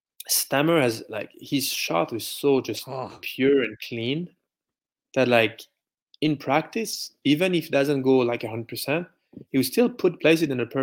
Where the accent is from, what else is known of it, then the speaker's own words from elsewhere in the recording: France; English is a second language; And I don't care. Like, I'm from France.